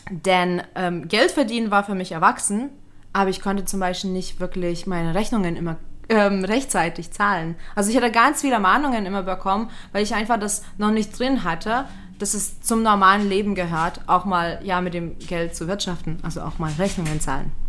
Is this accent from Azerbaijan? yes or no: no; Lithuania; moved away; weil ähm, ich bin als Kind in Litauen aufgewachsen und wir hatten sowas nicht wie WGs.